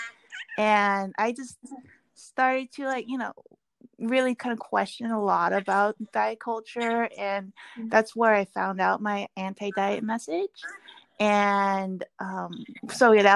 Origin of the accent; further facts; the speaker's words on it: Seattle, Washington, United States; when I was growing up in Seattle, there was a big Korean community